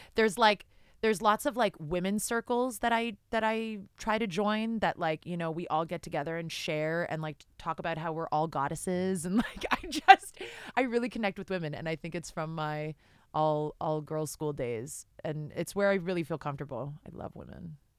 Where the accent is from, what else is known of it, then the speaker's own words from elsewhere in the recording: Canada; I'm Canadian.